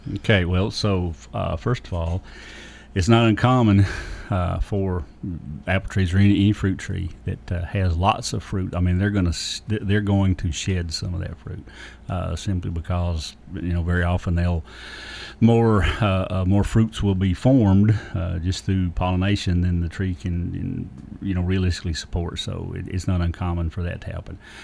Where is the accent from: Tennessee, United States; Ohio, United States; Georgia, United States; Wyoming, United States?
Tennessee, United States; Lawrence County; I grew up Lawrence County.